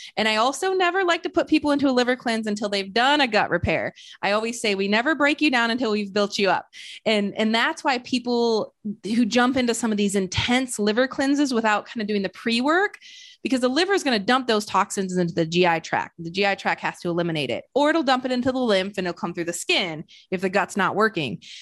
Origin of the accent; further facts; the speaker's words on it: Flint, Michigan, United States; now in Austin, United States; I'm originally from Flint, Michigan.